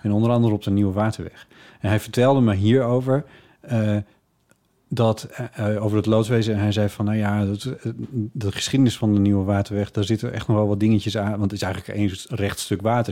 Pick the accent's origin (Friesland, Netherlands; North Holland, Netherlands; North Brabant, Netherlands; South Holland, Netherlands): Friesland, Netherlands; ik ben opgegroeid in Friesland.